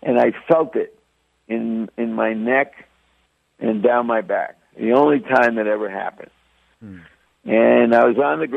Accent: New York City, New York, United States; also born or lived in Bronx, New York / Washington Heights, Manhattan / Brooklyn, New York; I call myself a New York kid because... actually, I was born in the Bronx. I lived in upper Manhattan, an area called Washington Heights. When I was about 10, we moved to Brooklyn and then went stayed there through high school

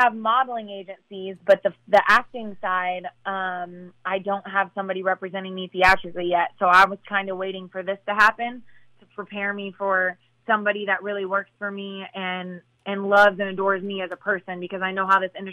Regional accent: Midwest, United States; moved away; I come from the Midwest

